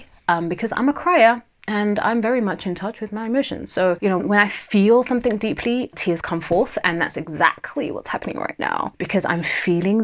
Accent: London, United Kingdom; accent: Southeast London twang; I'm from Southeast London, as in that's where, you know, I was raised, not born. So that might mean that my Southeast London twang might come out once in a while

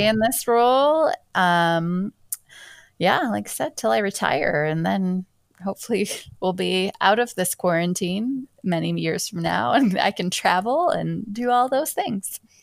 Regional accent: Michigan, United States; also born or lived in Seattle; I was born in Michigan, and spent my whole most of my life here

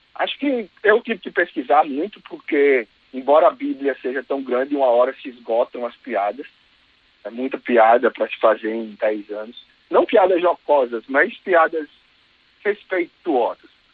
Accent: Maceió, Alagoas, Brazil; Eu sou lá de Maceió

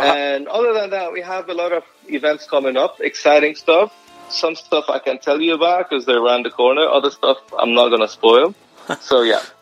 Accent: Lebanon; moved away; growing up in Lebanon, we were wired to remember

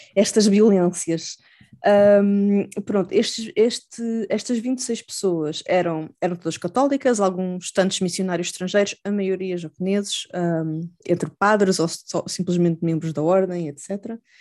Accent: Portugal; eu sou portuguesa

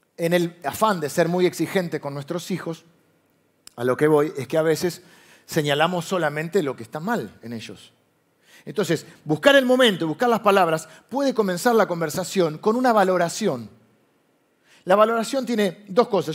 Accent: Argentina; nosotros vivimos de grieta porque Argentina es un país de grieta

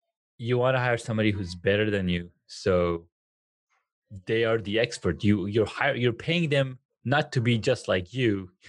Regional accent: California, United States; moved away; I'm originally from California. So, you know, Pasadena is just down the road.

